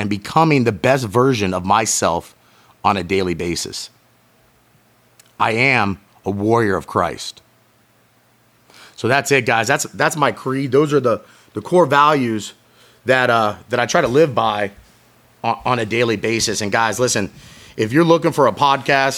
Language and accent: English; St. Petersburg, Florida, United States; my hometown, St. Petersburg, Florida